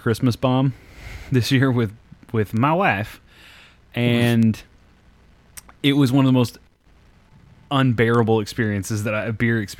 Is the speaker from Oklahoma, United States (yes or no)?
yes; Purcell, Oklahoma, United States; moved away; at my hometown Walmart in central Oklahoma